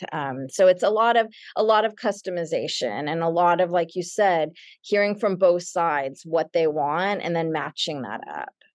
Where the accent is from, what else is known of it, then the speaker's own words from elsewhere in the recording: Dallas, Texas, United States; moved away as an adult; also born or lived in Los Angeles / Madrid; now in New York City, United States; I grew up in Dallas, and, and today I live in New York City, and I, I've lived here for about twenty-eight years